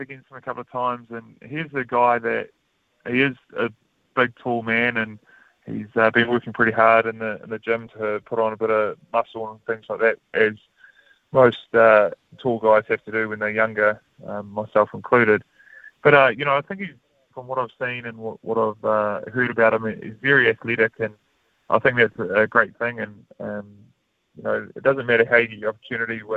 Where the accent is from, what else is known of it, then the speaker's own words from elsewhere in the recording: Manawatū-Whanganui, New Zealand; growing up in the Manawatu